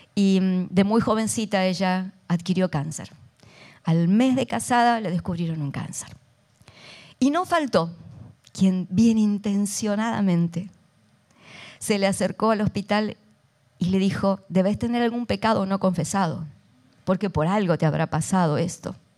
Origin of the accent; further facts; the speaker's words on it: Argentina; soy argentina